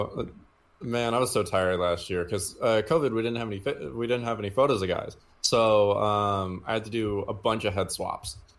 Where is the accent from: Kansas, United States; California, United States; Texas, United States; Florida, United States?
Texas, United States; Houston; also born or lived in Denton, Texas; I'm from Houston originally.